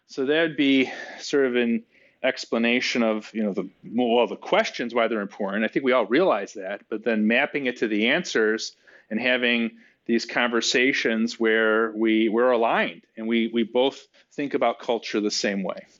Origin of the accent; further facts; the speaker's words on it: Chicago, Illinois, United States; I'm from Chicago